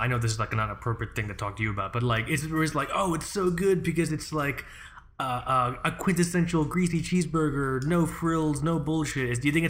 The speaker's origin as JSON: {"language": "English", "region": "England", "country": "United Kingdom", "said": "I am unashamedly English."}